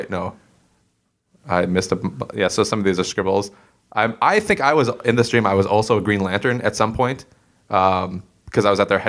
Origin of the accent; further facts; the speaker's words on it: Circle Pines, Minnesota, United States; my hometown, Circle Pines